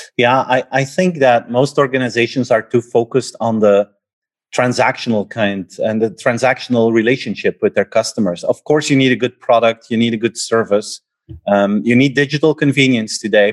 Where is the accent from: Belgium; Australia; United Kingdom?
Belgium; I'm from Belgium